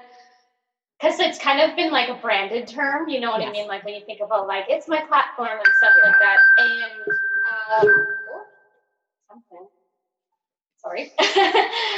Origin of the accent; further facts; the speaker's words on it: rural Nova Scotia, Canada; accent: very Nova Scotian; I grew up in like small rural Nova Scotia